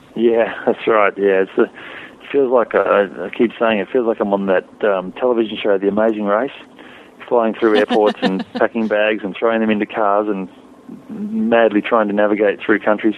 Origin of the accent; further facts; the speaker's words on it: Australia; an Australian rider